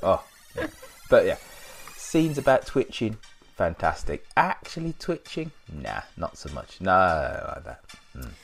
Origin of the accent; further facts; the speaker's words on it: United Kingdom; being all being all British